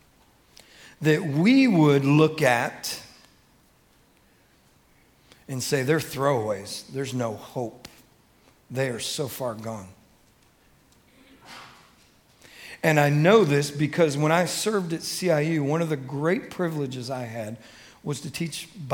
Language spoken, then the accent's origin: English; Detroit, Michigan, United States; I grew up in Detroit, Michigan